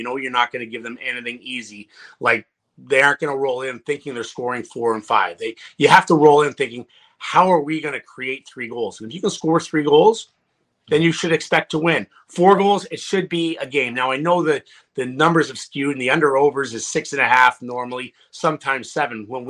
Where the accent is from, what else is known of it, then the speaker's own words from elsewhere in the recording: Ottawa, Ontario, Canada; I love coming back to Ottawa because I'm from Ottawa.